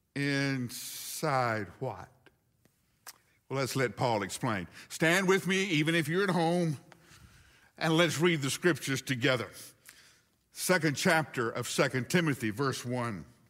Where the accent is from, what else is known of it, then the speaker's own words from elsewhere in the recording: Huntsville, Alabama, United States; moved away as an adult; my hometown by an evening where seven tornadoes, count them, one, two, three, four, five, six, seven tornadoes hit Huntsville, Alabama